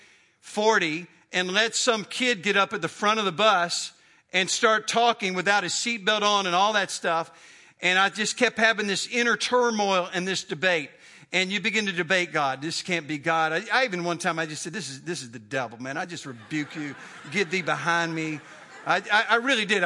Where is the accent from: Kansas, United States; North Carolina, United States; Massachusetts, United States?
North Carolina, United States; Greensboro; also born or lived in Chapel Hill; my hometown of Greensboro.